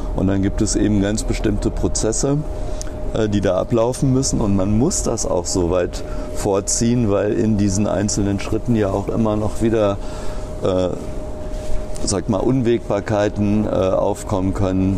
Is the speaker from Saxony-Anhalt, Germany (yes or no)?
no; Rodenberg, Lower Saxony, Germany; moved away as an adult; also born or lived in Berlin / Bremen / Cottbus; geboren bin ich in Rodenberg